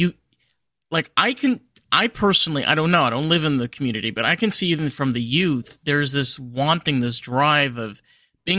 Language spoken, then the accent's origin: English; New York, United States; now in Florida, United States; I'm from New York originally, but I live in Florida